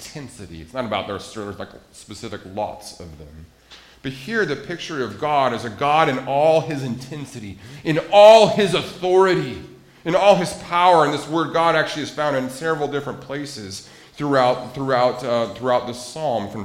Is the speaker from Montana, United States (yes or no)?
yes; Montana, United States; I grew up in Montana, and landlocked Montana